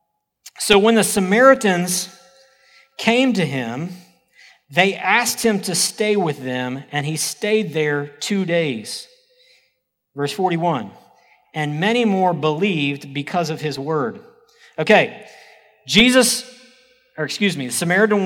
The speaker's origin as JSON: {"language": "English", "region": "Oklahoma", "country": "United States", "said": "I'm from Oklahoma"}